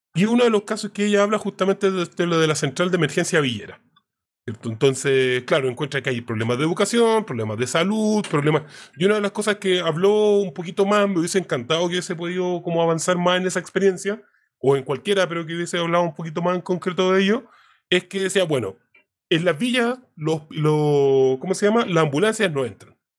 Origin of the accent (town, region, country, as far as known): Chile